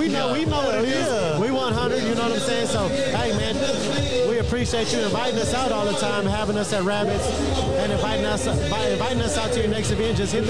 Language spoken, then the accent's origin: English; Houston, Texas, United States; We're from Denver Harbor, so we grew up in the bar